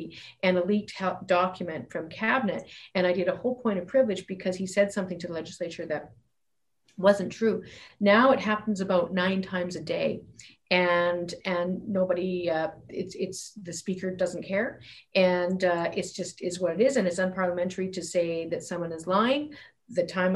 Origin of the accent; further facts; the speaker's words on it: Fairview, Alberta, Canada; moved away as an adult; also born or lived in Ontario / British Columbia; I grew up in Fairview